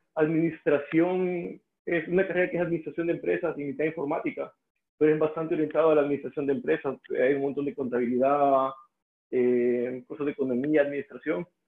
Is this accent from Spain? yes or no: no; El Salvador; first language Spanish; moved away as an adult; also born or lived in Estonia / Russia; me mudé de El Salvador a Estonia